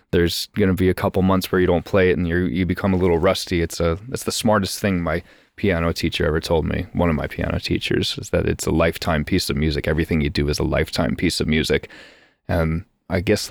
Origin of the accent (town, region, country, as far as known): United States